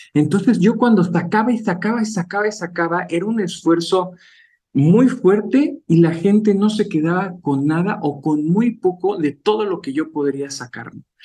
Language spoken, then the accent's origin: Spanish; Mexico City, Mexico; also born or lived in France / Spain; mis padres son oriundos de, Chiapas, yo soy de la Ciudad de México junto con mi hermano